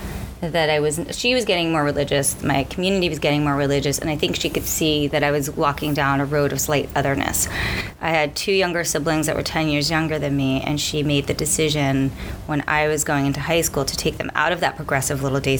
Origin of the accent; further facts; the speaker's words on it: New York City, New York, United States; I grew up in like deep Brooklyn, came out of a like Syrian, Jewish, Orthodox upbringing